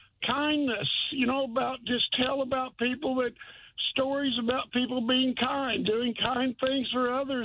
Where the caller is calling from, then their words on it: Chelsea, Oklahoma, United States; I'm calling from up at Chelsea.